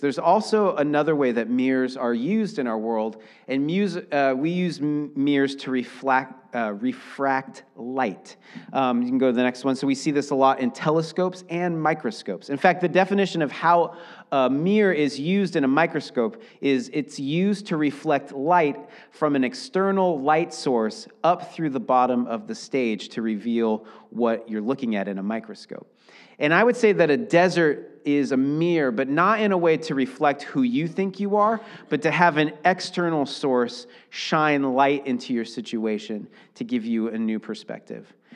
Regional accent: Seattle, Washington, United States; now in Portland, United States; I grew up in Seattle.

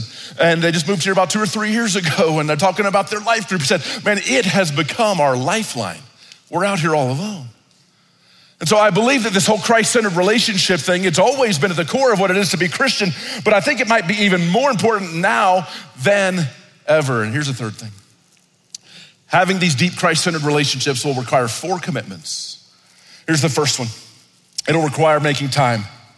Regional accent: Italy; When I was growing up in Italy, I grew up in isolation. I was the only black kid. I didn't speak the language.

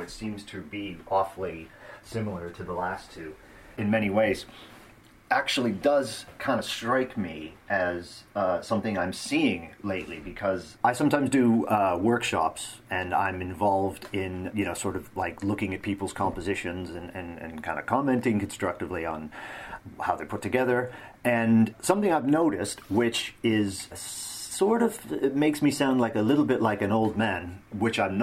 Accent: Northern Canada, Canada; my hometown in northern Canada

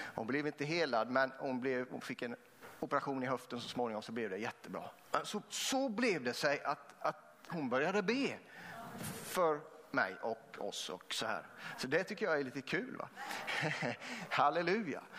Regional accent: Vetlanda, Jönköping County, Sweden; Jag är uppvuxen också utanför eh, eh Vetlanda, mellan Vetlanda och Eksjö

